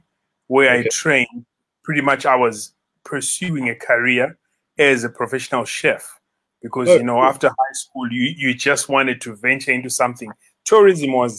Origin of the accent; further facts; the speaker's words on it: Bulawayo, Zimbabwe; moved away as an adult; also born or lived in United States; now in Victoria Falls, Zimbabwe; Born and bred in Bulawayo, but I can pretty much say 15 plus years in Victoria Falls